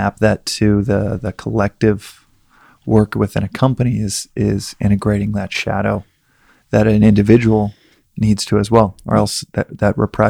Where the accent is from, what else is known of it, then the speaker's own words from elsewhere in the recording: Dallas, Texas, United States; I'm from Texas, and in a place like Dallas where I grew up, there's a lot of sexual energy